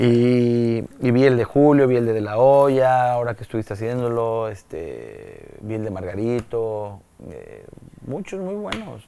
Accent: Mexico; moved away as an adult; also born or lived in Malaysia; tenemos nosotros como latinos, como mexicanos

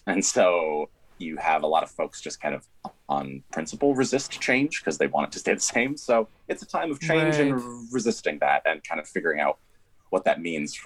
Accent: Boise, Idaho, United States; moved away as an adult; also born or lived in Ephrata, Washington / Connecticut / New York City; I'm from Idaho. I was originally born in a very small town called Ephrata in eastern Washington State, and then I moved to Boise, Idaho when I was in third grade

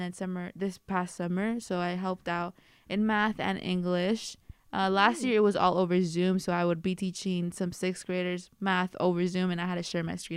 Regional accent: Bay Area, California, United States; I am a first year double majoring both in Spanish and sociology, and I am from the Bay Area

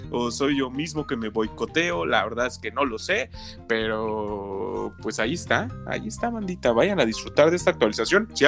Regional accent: Mexico; perdónenme, pero es que soy eh, mexicano casi gringo, por eso luego no me acuerdo

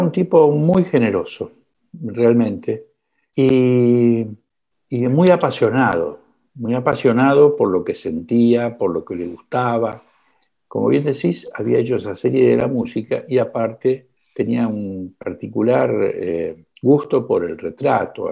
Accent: Buenos Aires, Argentina; ¿Dónde nací? En el Club Gimnasia y Esgrima de Villa del Parque

